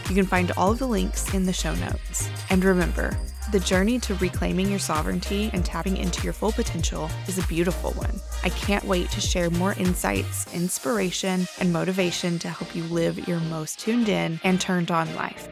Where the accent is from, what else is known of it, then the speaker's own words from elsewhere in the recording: United States; our culture as an American